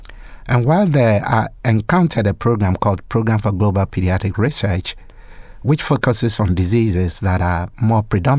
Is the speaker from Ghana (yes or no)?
yes; Ghana; Well, as you know, I was born and raised in Ghana. I did my medical training in Ghana and qualified as a medical doctor.